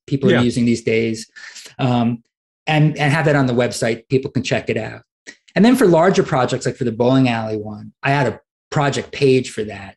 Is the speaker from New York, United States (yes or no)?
yes; New York City, New York, United States; now in Arkansas, United States; I'm from Brooklyn